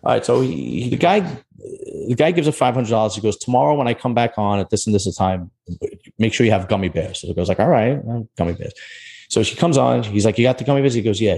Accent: New York City, New York, United States; I'm from Bensonhurst.

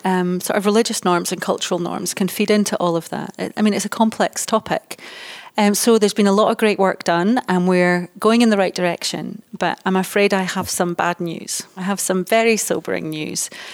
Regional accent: Dundee, Scotland, United Kingdom; moved away as an adult; also born or lived in United States; I was born in Dundee, and although I've worked all over the world, I'm now based in Dundee

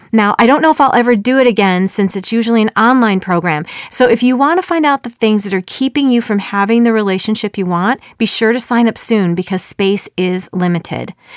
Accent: Chicago suburbs, Illinois, United States; moved away as an adult; also born or lived in Texas; We found out we were both born and raised in the Chicago suburbs

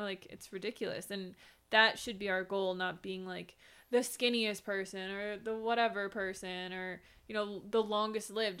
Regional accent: Minnesota, United States; now in Arizona, United States; I grew up in Minnesota in a cold climate

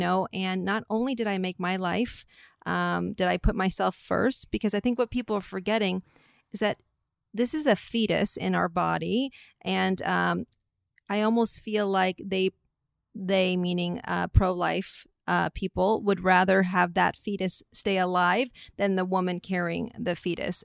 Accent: Atherton, California, United States; I'm from the Bay Area, from, like, Atherton, Palo Alto area

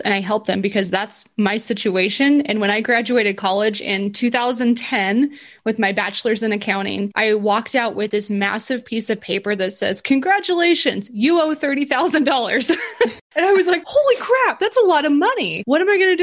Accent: Burley, Idaho, United States; also born or lived in Boise, Idaho; I'm from Burley, Idaho. It's a really small city.

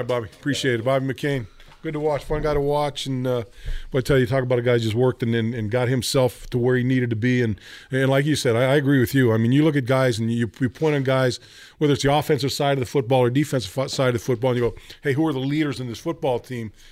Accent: Northern California, United States; moved away as an adult; I grew up in Northern California.

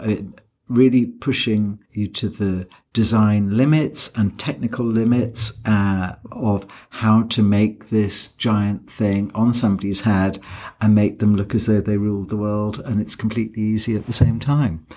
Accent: United Kingdom; I'm British

